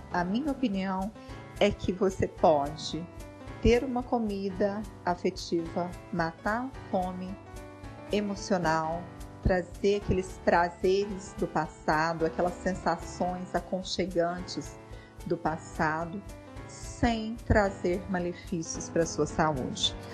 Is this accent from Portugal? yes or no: no; Bom Jesus da Penha, Minas Gerais, Brazil; also born or lived in Uberlândia; Eu nasci em Uberlândia, mas muito jovem fui para Bom Jesus da Penha e daí fui morar num sítio, né, na roça